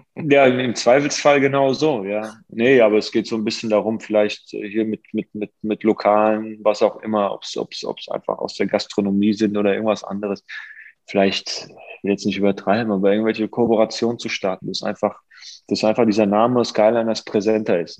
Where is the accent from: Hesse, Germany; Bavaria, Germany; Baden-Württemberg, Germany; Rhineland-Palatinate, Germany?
Hesse, Germany; Offenbach am Main; meiner Heimatstadt Offenbach